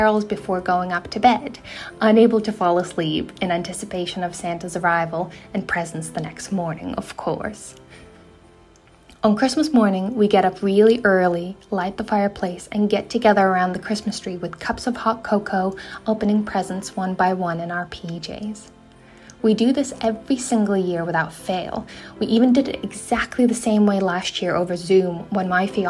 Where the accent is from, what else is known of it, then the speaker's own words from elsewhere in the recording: Lithuania; now in London, United Kingdom; I'm originally from Lithuania, which is a small country in northeastern Europe